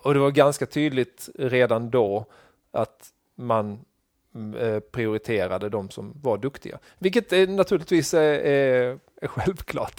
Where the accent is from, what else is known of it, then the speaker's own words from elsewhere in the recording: Krokås, Blekinge, Sweden; also born or lived in Karlskrona; Så jag är från Sölvesborgs kommun